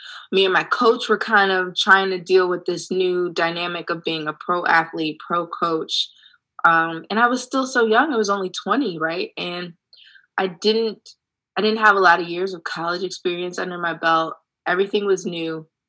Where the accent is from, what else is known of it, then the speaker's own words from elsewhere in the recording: Ohio, United States; But guess what? I'm from Ohio. This is nothing new.